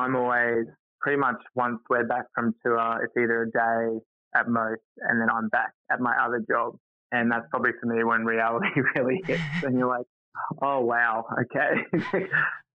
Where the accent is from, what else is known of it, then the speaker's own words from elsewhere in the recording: Townsville, Queensland, Australia; moved away; also born or lived in Brisbane; I grew up in Townsville